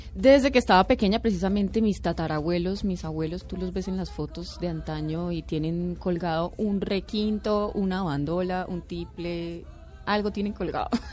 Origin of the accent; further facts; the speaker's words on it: Bogotá, Colombia; soy blanca, cachaca